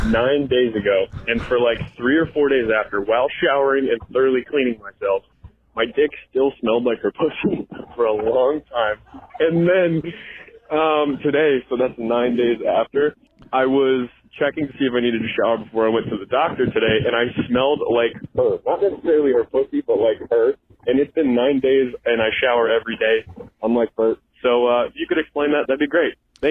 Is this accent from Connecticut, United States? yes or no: yes; Connecticut, United States; I'm 21. I'm from Connecticut.